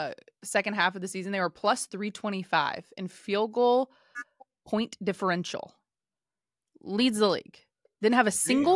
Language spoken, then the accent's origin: English; Ohio, United States; God love my home state, but it can be a little gray and dark.